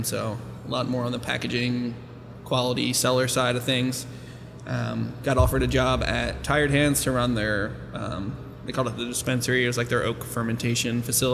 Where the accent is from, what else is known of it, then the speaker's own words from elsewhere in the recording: Drexel Hill, Pennsylvania, United States; also born or lived in San Diego; I'm from right outside of West Philly and Drexel Hill